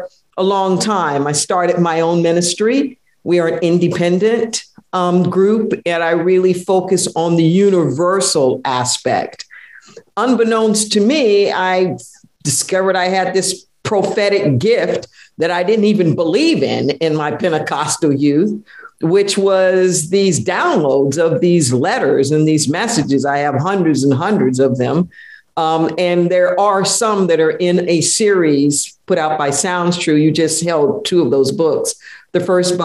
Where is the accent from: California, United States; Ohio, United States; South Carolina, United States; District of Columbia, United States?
California, United States; Los Angeles; I was raised in Los Angeles